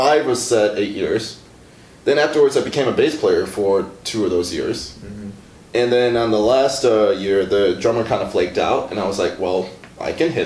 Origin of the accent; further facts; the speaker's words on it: Milwaukee, Wisconsin, United States; I grew up as a Northsider